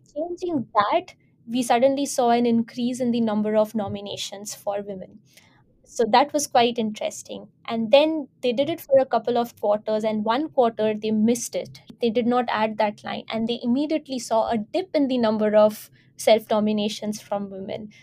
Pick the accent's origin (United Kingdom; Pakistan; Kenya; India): India; I identify myself as an Indian not because of emotional identity as Indian, but because for administrative purposes, I need to belong to a certain country